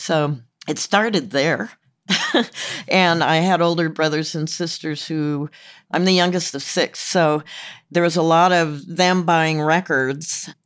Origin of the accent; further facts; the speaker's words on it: Compton, California, United States; also born or lived in Torrance, California; I grew up in Compton.